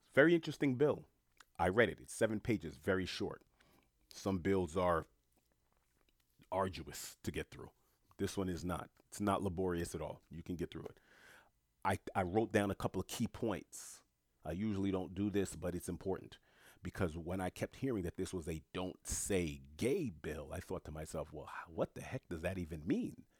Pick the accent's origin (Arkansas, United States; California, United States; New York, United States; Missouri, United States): New York, United States; New York City; moved away as an adult; also born or lived in South Florida; Born and raised in New York City, I lived in Florida for about a decade and some change